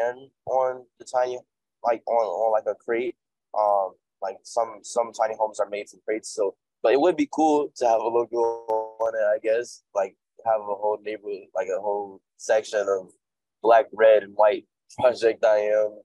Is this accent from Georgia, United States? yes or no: no; Chicago, Illinois, United States; I'm from Chicago, and I started off mainly in Chicago